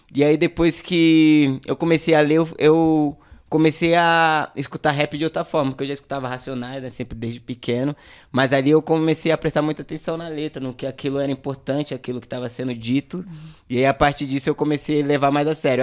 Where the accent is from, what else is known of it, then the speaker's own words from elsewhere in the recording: São Paulo, Brazil; also born or lived in Jardim Ângela / Grajaú; eu nasci no, aqui na Zona Sul mesmo, lá no extremo da Zona Sul, lá na, no final da Emboimirim, que é no Jardim Vera Cruz. Foi lá que eu cresci